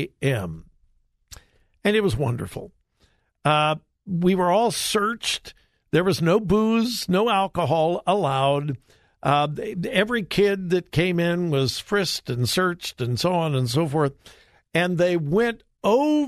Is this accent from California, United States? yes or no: yes; Los Angeles, California, United States; I grew up in Southern California in the L.A. area a long time ago.